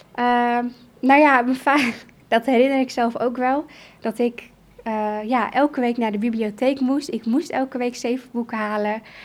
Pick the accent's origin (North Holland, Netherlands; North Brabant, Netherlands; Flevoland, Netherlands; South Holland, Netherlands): Flevoland, Netherlands; Emmeloord; moved away as an adult; also born or lived in Kurdistan; Ik ben opgegroeid in Nederland in Emmeloord